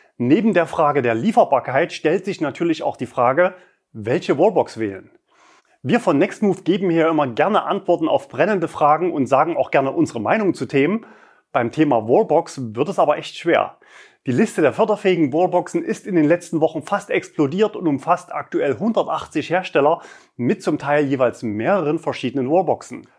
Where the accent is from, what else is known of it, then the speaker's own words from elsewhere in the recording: Leipzig, Saxony, Germany; in Leipzig, also meiner Heimatstadt